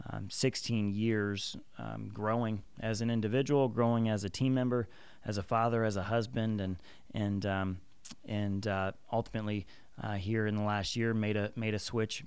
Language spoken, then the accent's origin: English; Chicago, Illinois, United States; I'm actually from the Chicagoland area and grew up in a blue-collar household